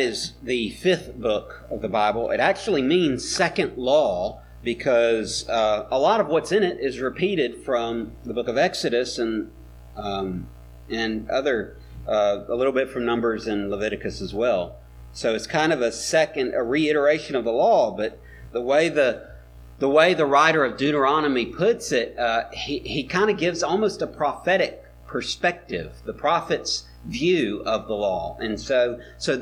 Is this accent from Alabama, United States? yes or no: yes; Mobile, Alabama, United States; I was growing up in Mobile. I was a middle schooler